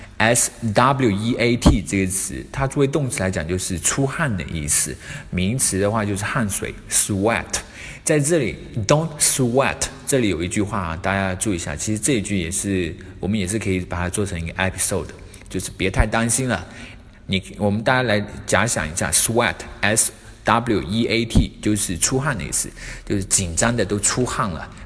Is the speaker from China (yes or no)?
yes; China; 我们中国人